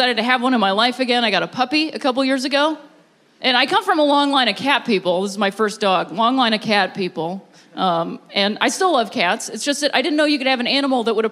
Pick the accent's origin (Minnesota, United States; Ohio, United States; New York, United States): Ohio, United States; moved away; I'm from Ohio originally